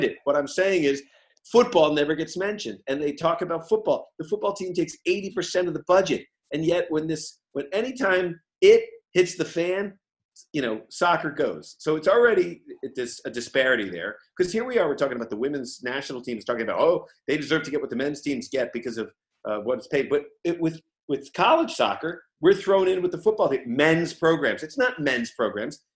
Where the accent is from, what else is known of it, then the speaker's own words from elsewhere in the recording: Boston, Massachusetts, United States; We're all these funny Irish Catholic guys, or we're these guys from Boston